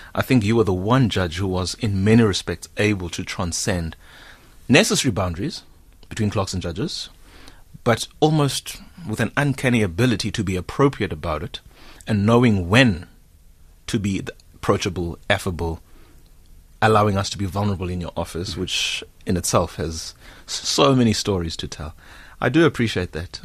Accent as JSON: {"language": "English", "town": "Whittlesea", "region": "Eastern Cape", "country": "South Africa", "said": "I come from Hewu, Whittlesea, which is some 35 k's outside of Queenstown"}